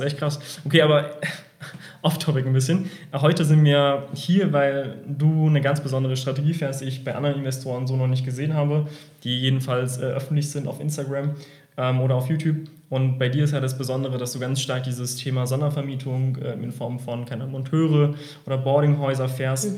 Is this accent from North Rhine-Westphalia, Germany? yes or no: no; Heidelberg, Baden-Württemberg, Germany; ich komme ja aus Heidelberg